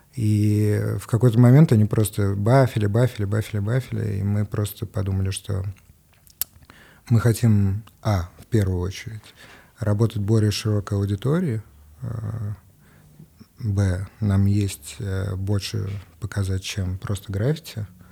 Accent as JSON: {"language": "Russian", "region": "Moscow", "country": "Russia", "tie": "born or raised there"}